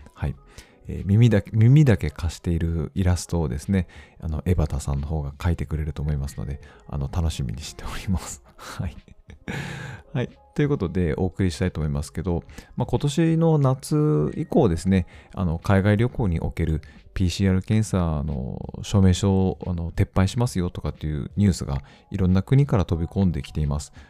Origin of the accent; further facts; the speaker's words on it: Hokkaido, Japan; 我々北 海道人